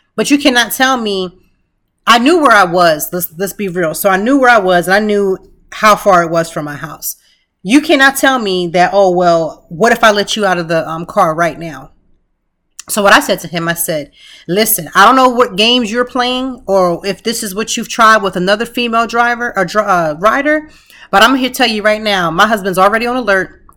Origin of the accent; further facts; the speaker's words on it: Lancaster, Pennsylvania, United States; now in Philadelphia, United States; I'm from Lancaster, a small city